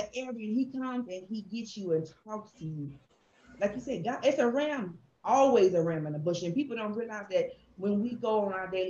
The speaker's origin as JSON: {"language": "English", "region": "Oklahoma", "country": "United States", "tie": "born or raised there", "said": "I'm originally from Oklahoma."}